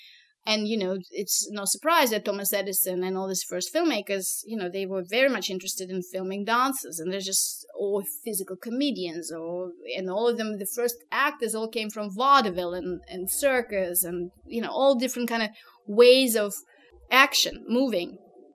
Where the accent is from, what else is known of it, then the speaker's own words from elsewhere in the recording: Moscow, Russia; English is a second language; moved away as an adult; now in United States; when I came from Moscow to the US, my first background was in linguistics and languages and information science. So I spoke French, Russian, and English.